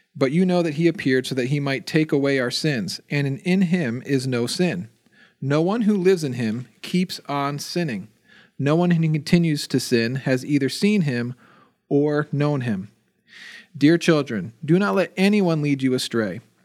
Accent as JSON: {"language": "English", "region": "New Jersey", "country": "United States", "tie": "born or raised there", "moved": "yes", "said": "I grew up in New Jersey"}